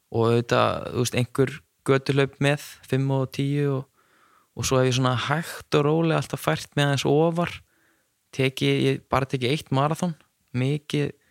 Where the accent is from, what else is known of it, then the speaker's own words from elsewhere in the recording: Neskaupstaður, Eastern Region, Iceland; now in Akureyri, Iceland; ég er frá Neskustad og var alltaf í fókbólta